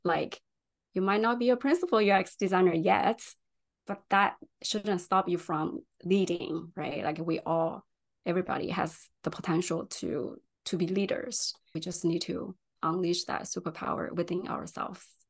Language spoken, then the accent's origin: English; China; English is a second language; moved away as an adult; also born or lived in San Francisco, California; now in United States; I was actually born and raised in China